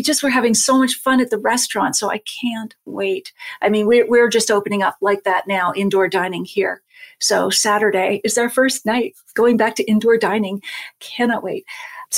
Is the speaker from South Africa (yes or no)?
no; Nova Scotia, Canada; I'm from Nova Scotia